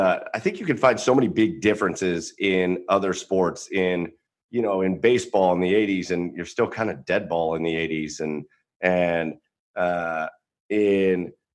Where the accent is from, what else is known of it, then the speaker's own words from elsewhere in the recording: Cleveland, Ohio, United States; I'm a Cleveland guy, but growing up in Cleveland, we're only a couple hours from Pittsburgh